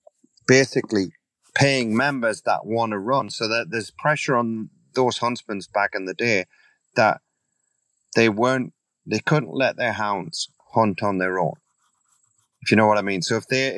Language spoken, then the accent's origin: English; England, United Kingdom; also born or lived in Italy / Canada / Virginia; now in United States; being an Englishman